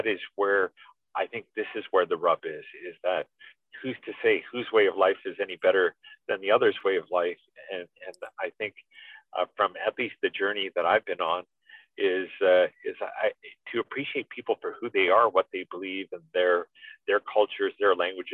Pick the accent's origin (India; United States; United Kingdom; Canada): Canada; Vancouver, British Columbia; although born in Canada, raised in Canada, and respect that identity of being Canadian and British Columbian and being from Vancouver